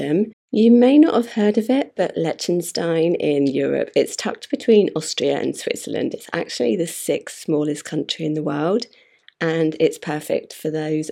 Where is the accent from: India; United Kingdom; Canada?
United Kingdom; Being a Brit